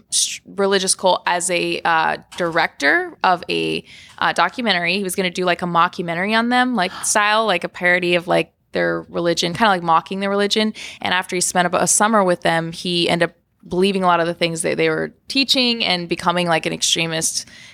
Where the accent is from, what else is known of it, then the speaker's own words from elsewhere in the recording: Florida, United States; also born or lived in Kansas / Connecticut; now in Los Angeles, United States; So I was born in Florida